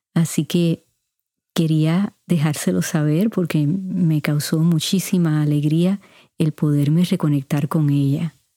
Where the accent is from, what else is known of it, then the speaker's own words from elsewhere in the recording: Puerto Rico; moved away as an adult; also born or lived in Cuba (parents); now in United States; mis padres son cubanos y pasé 18 años en Puerto Rico. Claro, ya llevo más años en los Estados Unidos